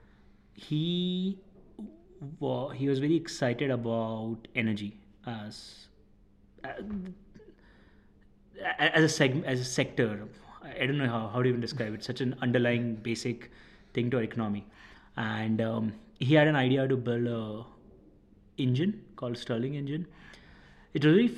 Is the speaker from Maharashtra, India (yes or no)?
no; Ahmedabad, Gujarat, India; moved away as an adult; also born or lived in Rajasthan / Chennai; I'm originally from Rajasthan, born and brought up in Ahmedabad